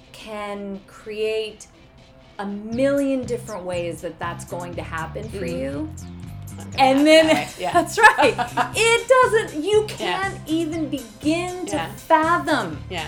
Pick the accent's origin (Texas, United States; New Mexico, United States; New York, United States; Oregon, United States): Texas, United States; Houston; Houston, Texas.